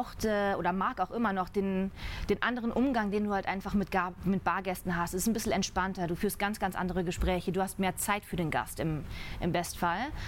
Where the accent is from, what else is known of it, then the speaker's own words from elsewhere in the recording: Ruhr area, North Rhine-Westphalia, Germany; Ich komme ja aus dem Pott